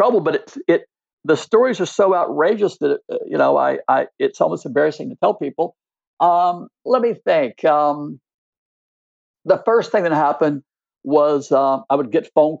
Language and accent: English; Texas, United States; I said, I'm from Texas. I've got a big six-shooter.